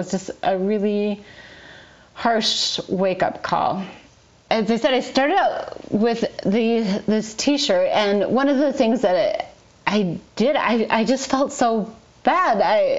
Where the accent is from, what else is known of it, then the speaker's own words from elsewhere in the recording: Falcon Heights, Minnesota, United States; I'm from Falcon Heights, and I'm so sorry, but I believe our city can do better.